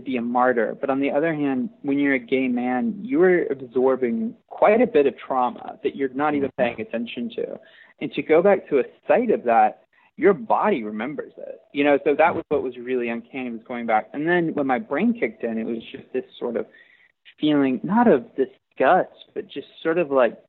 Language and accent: English; Waco, Texas, United States; also born or lived in Austin, Texas; I grew up in Waco